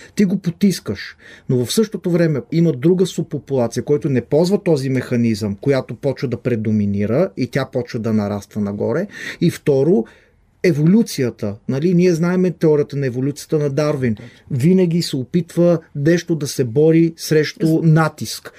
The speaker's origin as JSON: {"language": "Bulgarian", "country": "Israel", "tie": "born or raised there", "moved": "as an adult", "lives_now": "Bulgaria", "said": "Израснал съм в Израел"}